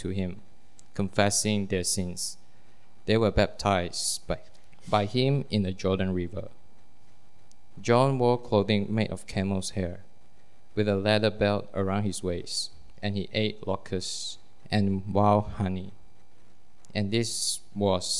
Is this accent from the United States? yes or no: no; Malaysia; I'm from Malaysia.